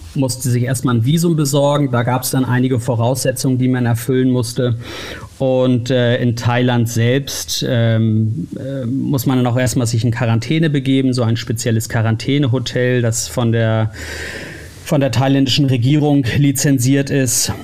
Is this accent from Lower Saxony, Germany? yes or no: yes; Uelzen, Lower Saxony, Germany; moved away; also born or lived in Hamburg / Berlin / United States; Lokalsender in meiner Heimatstadt in Uelzen in Niedersachsen